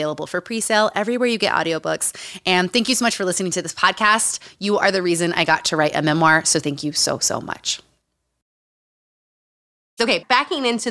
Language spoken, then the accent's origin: English; Utah, United States; Growing up in Utah